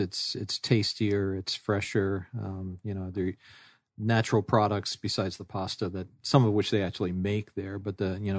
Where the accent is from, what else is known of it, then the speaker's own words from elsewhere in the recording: New York City, New York, United States; Since I'm originally from New York and grew up in New York City